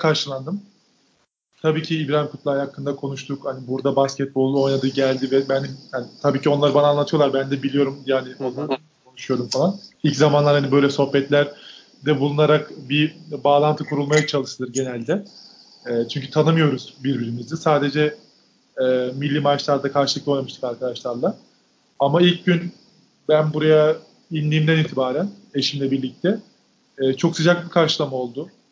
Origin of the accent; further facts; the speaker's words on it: Turkey; moved away as an adult; now in Greece; bir Türk olarak